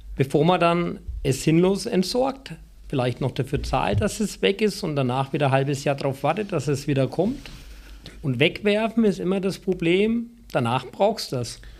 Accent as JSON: {"language": "German", "area": "Franconia", "region": "Bavaria", "country": "Germany", "also_born_or_lived": "Baden-Württemberg", "moved": "yes", "said": "als ich wieder nach Franken zurückkehren durfte"}